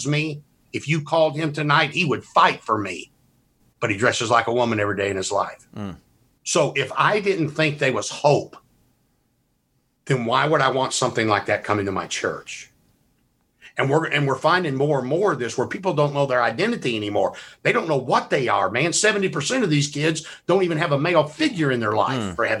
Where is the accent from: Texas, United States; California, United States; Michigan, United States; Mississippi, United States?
Mississippi, United States; I'm from Mississippi